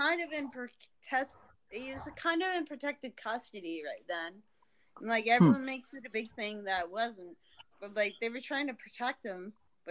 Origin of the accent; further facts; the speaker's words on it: Canada; I'm Canadian